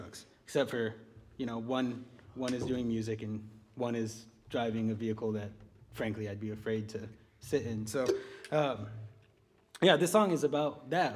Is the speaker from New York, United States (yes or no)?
no; Rochelle, Illinois, United States; I'm from Rochelle, Illinois